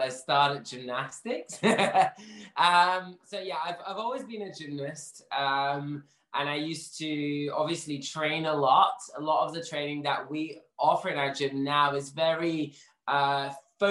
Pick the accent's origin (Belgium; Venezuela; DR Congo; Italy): Belgium; moved away as an adult; also born or lived in London; now in Manchester, United Kingdom; I'm actually originally from Belgium, but moved here a couple of years ago